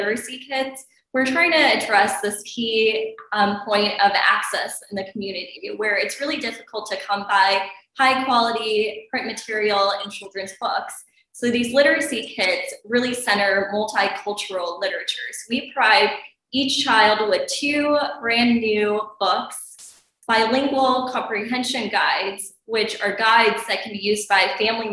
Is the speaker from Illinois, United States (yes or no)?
yes; Chicago, Illinois, United States; I grew up in Chicago